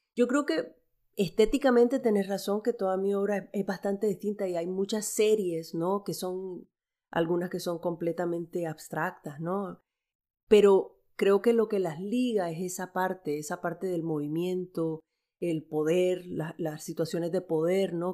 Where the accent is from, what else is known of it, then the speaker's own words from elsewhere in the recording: Nicaragua; moved away; also born or lived in El Salvador; nosotros llegamos a Nicaragua. En los, yo tenía seis meses